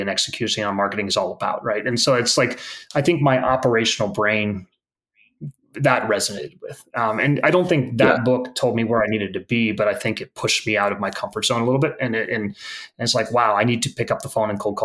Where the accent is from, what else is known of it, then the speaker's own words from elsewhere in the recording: the Bay Area, California, United States; I grew up in the Bay Area